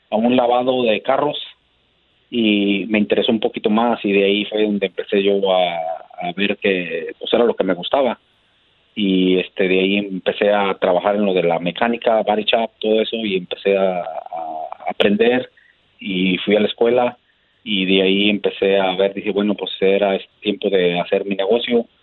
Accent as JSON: {"language": "Spanish", "region": "Guanajuato", "country": "Mexico", "tie": "born or raised there", "lives_now": "United States", "said": "De Guanajuato."}